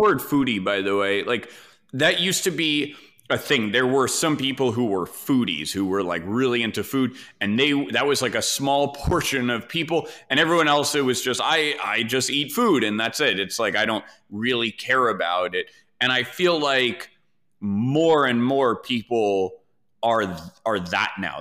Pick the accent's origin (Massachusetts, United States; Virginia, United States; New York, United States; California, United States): New York, United States; New York City; I grew up in New York, but like I grew up very, very sheltered